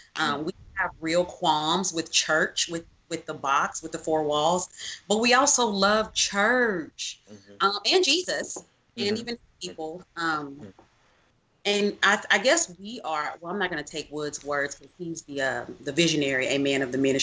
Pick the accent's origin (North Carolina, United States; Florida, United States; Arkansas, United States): Arkansas, United States; Little Rock; I am from Little Rock, Arkansas. I grew up Catholic, Vatican II Catholic, in Arkansas. I was Catholic until I went to college.